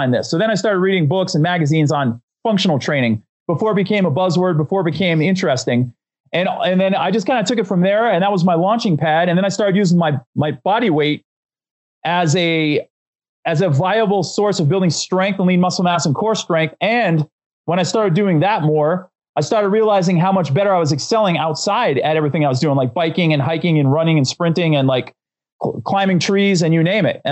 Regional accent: Northeast Pennsylvania, United States; I grew up in Northeast Pennsylvania

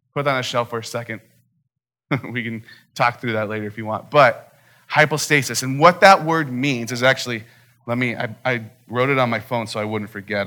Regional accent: Phoenix, Arizona, United States; growing up in Phoenix my entire life

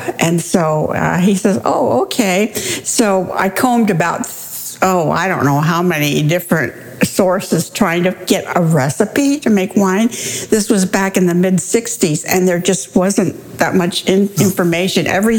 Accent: Tillamook, Oregon, United States; born or raised there

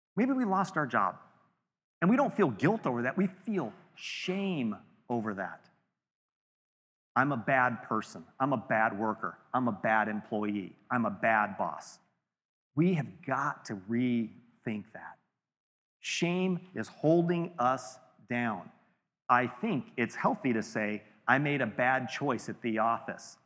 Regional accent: California, United States; we're all from California

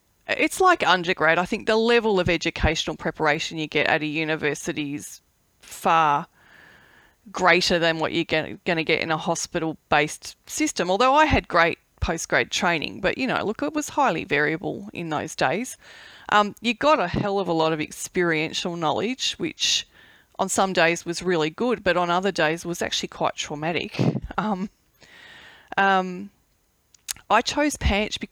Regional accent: Melbourne, Victoria, Australia; I grew up in Bundoora

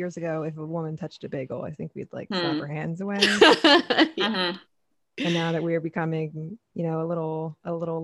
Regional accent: New Jersey, United States; I'm from New Jersey

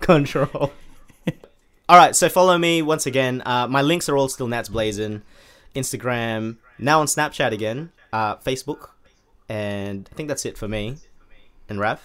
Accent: Sydney, New South Wales, Australia; now in United Kingdom; I currently reside in, uh, U K, United Kingdom. Um, I was born in Sydney, Australia

